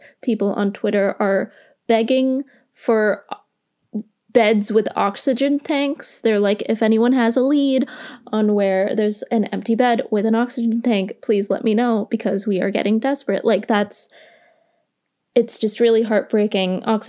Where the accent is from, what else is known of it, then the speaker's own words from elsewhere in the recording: India; So you might know that I'm Indian and I care a lot about what happens in India.